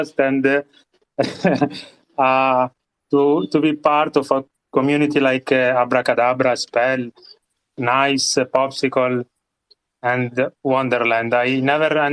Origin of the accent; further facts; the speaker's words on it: Italy; accent: Italian; English is a second language; I am from Italy, but there is no Italian accent, how you can hear.